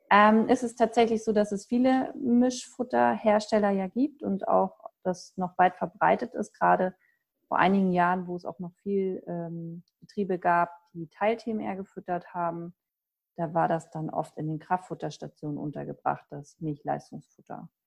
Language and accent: German; Hesse, Germany; weil ich komme ja ursprünglich aus Nordhessen, habe in Göttingen studiert und da gab es das gar nicht.